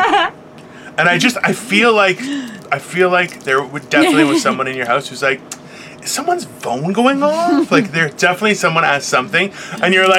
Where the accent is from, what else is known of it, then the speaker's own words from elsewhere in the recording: Brampton, Ontario, Canada; I grew up in Brampton. We had tons of farmers in the area